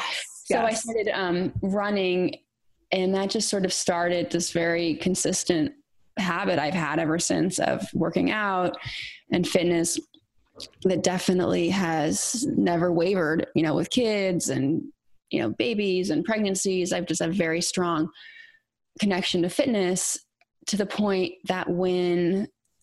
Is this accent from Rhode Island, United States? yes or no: no; California, United States; moved away as an adult; also born or lived in Hawaii / Manhattan; I grew up in California